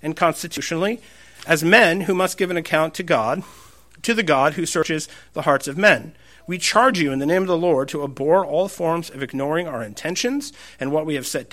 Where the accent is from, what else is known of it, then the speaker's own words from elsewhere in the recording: United States; I'm an American